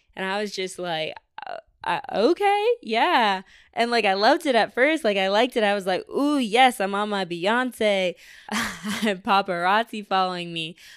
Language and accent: English; Syracuse, New York, United States; now in Austin, United States; I was born here in Austin, but we moved to New York when I was around, like, five or six for my mom because she got a job up in Syracuse